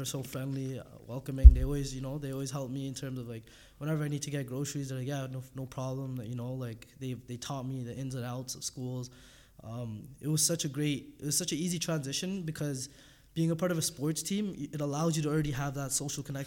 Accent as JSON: {"language": "English", "town": "Toronto", "region": "Ontario", "country": "Canada", "also_born_or_lived": "North Bay, Ontario", "moved": "as an adult", "said": "we're from Scarborough, and it's a different language"}